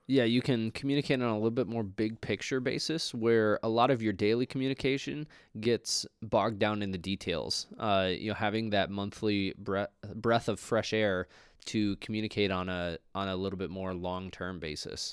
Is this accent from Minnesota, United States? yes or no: yes; Minnesota, United States; we're both from Minnesota